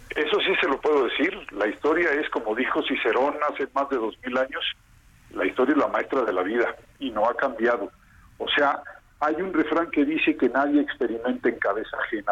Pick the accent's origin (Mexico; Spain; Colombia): Mexico; Nosotros somos mexicanos